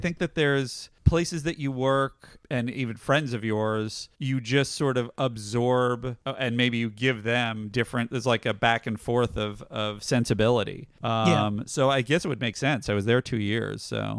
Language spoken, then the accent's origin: English; Manhattan, New York, United States; I grew up in Manhattan, and I loved comedy, and watched old SNL, and I used to write little sketch shows with my friends.